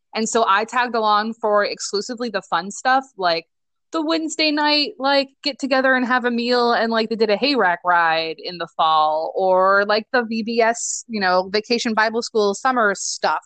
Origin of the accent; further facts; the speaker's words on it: Nebraska, United States; moved away as an adult; also born or lived in Michigan; now in Louisville, United States; I am originally from Nebraska, but went to school in Michigan and then ran away from Nebraska and then went back to Nebraska